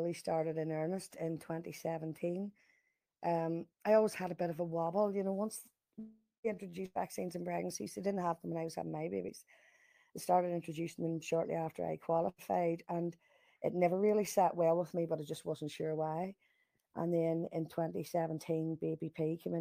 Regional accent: Lurgan, Northern Ireland, United Kingdom; I'm from Lurgan in the north

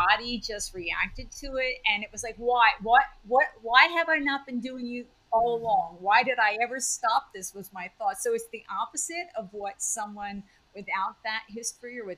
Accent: New Jersey, United States; moved away as an adult; also born or lived in California; I grew up in New Jersey, so it was a big move for me all the way across the country

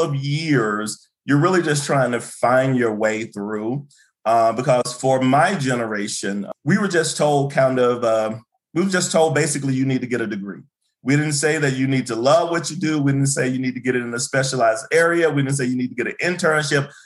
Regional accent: Birmingham, Alabama, United States; moved away as an adult; also born or lived in Kentucky; I'm originally from uh, Birmingham, Alabama. That's why I was born. That's why I grew up.

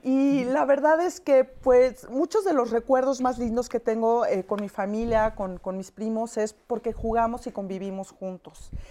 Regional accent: Chihuahua, Mexico; somos de Chihuahua

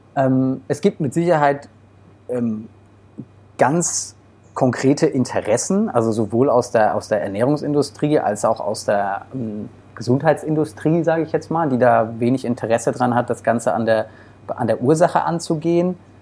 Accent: Germany; bei uns in Deutschland

